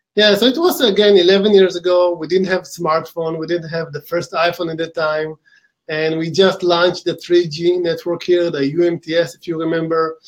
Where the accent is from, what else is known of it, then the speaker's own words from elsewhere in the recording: Israel; accent: Israeli; we started the company in uh, Israel about 11 years ago. This where my accent from